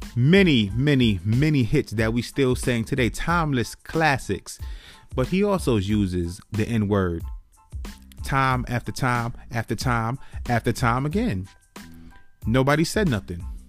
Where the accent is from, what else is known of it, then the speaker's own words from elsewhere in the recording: New York City, New York, United States; I was born and raised in the Bronx, New York.